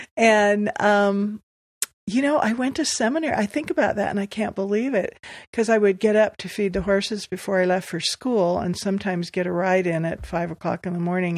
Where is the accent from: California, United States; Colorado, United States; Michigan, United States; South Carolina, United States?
California, United States; Los Angeles; moved away as an adult; also born or lived in Beaverton, Oregon; now in Pleasant Grove, United States; wayne and i were both born and raised